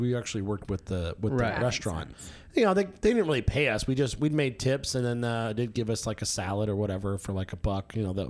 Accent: Las Vegas, Nevada, United States; moved away; I grew up in Vegas. Yeah, I was born and raised out there.

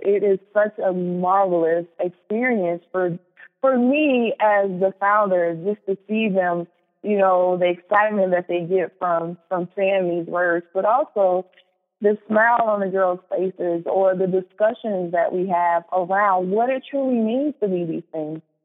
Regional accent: Chicago, Illinois, United States; moved away as an adult; also born or lived in Morris, Minnesota; now in Minnesota, United States; I was born and raised in Chicago

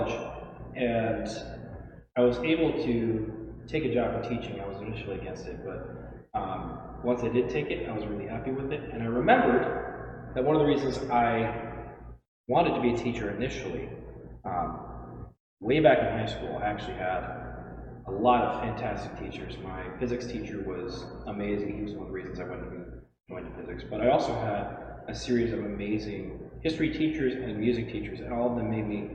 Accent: Oregon, United States; also born or lived in Idaho; I'm from Oregon, so I looked at Oregon State, Portland State, University of Oregon

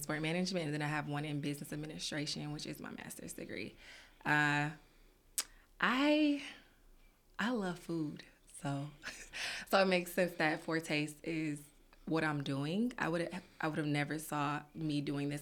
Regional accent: Detroit, Michigan, United States; also born or lived in Peoria, Illinois; raised in Detroit

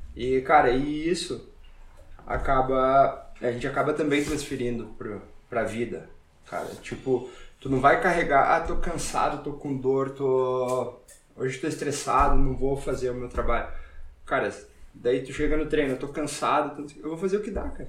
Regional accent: Brazil; moved away as an adult; sou, sou brasileiro, faço jiu-jitsu

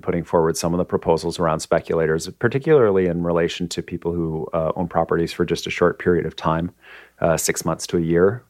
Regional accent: Kitchener, Ontario, Canada; moved away as an adult; also born or lived in Nova Scotia; now in Vancouver, Canada; I grew up in Kitchener, Ontario

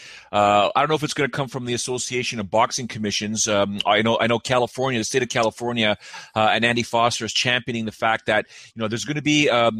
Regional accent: Canada; I'm Canadian.

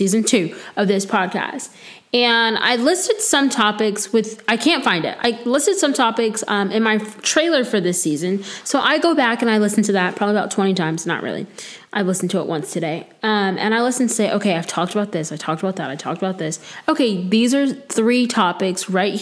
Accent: Florida, United States; now in North Carolina, United States; I'm from Florida

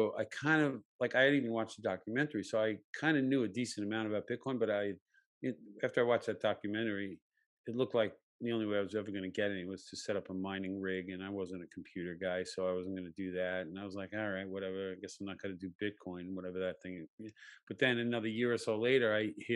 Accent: United States; growing up in America, white male

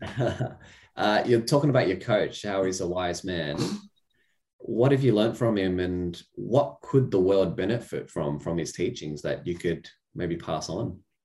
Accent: Australia; being born here, I've got this little book. We all share this book. It says Australia

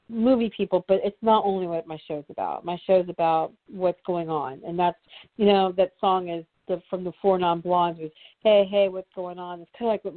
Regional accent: United States; we as American, white American people

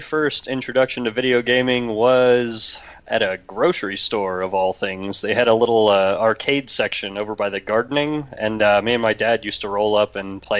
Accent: Texas, United States; Fair enough. I'm from Texas. I get you.

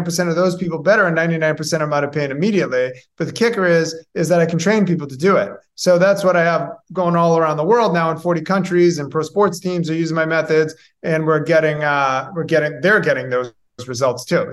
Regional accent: Boston, Massachusetts, United States; moved away as an adult; also born or lived in Tampa Bay area, Florida; now in Tampa, United States; I'm originally from Massachusetts, the Boston area

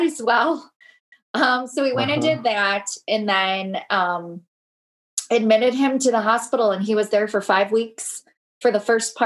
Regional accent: Michigan, United States; now in Minneapolis, United States; I'm originally from Michigan.

